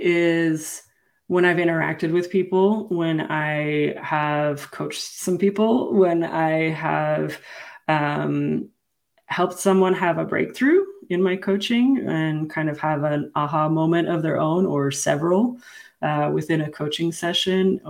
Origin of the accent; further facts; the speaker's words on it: Kuwait; moved away; I was born in Kuwait.